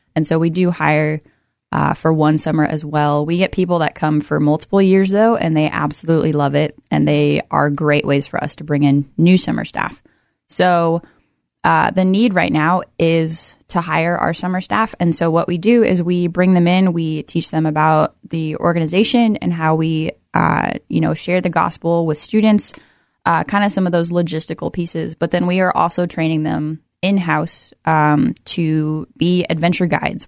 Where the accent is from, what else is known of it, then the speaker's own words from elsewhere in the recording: Everett, Washington, United States; now in Oregon, United States; I grew up in Everett, Washington, just north of Seattle